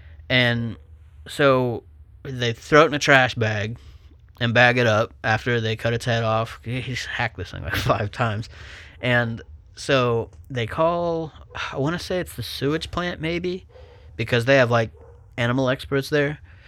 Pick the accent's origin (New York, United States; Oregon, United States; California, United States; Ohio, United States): Ohio, United States; Buckeye Lake; Yeah, so obviously we grew up on Cliff Street, Buckeye Lake.